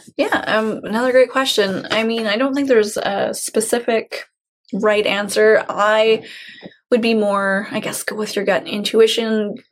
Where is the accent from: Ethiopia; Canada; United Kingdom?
Canada; Chilliwack, British Columbia; Growing up in Chilliwack